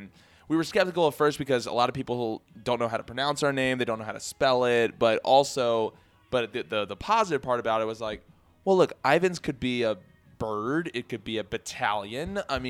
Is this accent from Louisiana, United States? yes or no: no; Richmond, Virginia, United States; moved away as an adult; also born or lived in New York; now in Nashville, United States; We are from Richmond, Virginia, originally. We moved here in late 2016, early 2017.